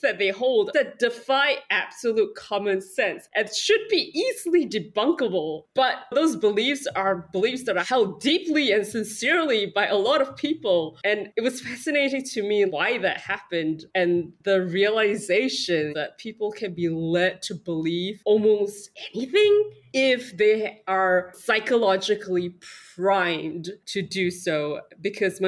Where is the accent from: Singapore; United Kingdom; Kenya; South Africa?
Singapore; I come from Singapore